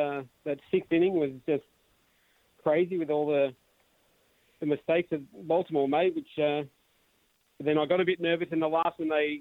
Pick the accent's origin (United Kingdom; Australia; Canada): Australia; being an Australian